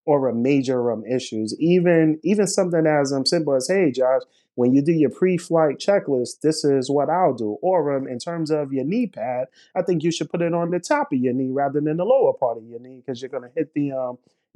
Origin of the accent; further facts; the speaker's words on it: New York City, New York, United States; I was born in Brooklyn, New York, here, and throughout my formative years, as well as high school years, I was very much interested in aviation. So growing up in Brooklyn